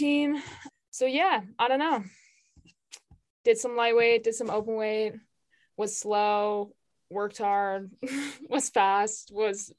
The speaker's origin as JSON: {"language": "English", "area": "outside of Chicago", "region": "Illinois", "country": "United States", "tie": "born or raised there", "moved": "yes", "lives_now": "Vermont, United States", "said": "I grew up outside of Chicago."}